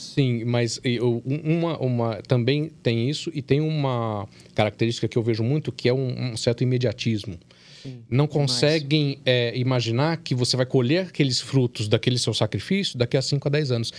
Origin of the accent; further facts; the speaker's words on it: São Paulo, Brazil; moved away as an adult; now in Minas Gerais, Brazil; Eu não sou de, de, de Minas, eu sou de São Paulo.